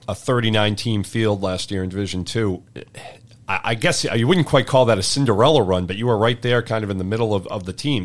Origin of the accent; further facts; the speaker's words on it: Eastern Massachusetts, United States; growing up in Eastern Mass